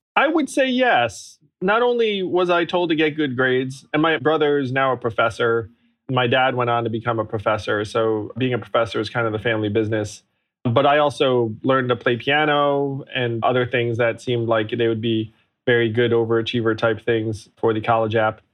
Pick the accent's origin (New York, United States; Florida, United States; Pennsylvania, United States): New York, United States; upstate; also born or lived in Schenectady, New York; I grew up in upstate New York